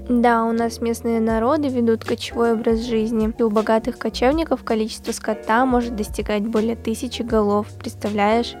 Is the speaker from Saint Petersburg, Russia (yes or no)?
no; Kyzyl, Tuva, Russia; moved away as an adult; also born or lived in Erzinsky District, Tuva; now in Moscow, Russia; мой родной край – это Республика Тыва